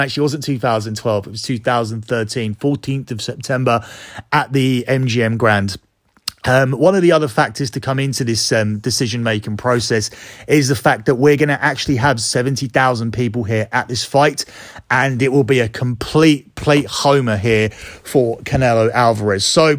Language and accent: English; United Kingdom; That one is very close to home because I'm a Brit and a fan of Amir Khan.